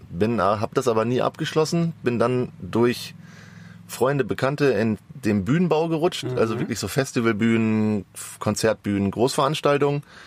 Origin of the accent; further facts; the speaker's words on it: Sauerland, North Rhine-Westphalia, Germany; now in Hamburg, Germany; ich komme aus dem Wintergebiet, bin ich groß geworden. Ich komme aus dem Sauerland eigentlich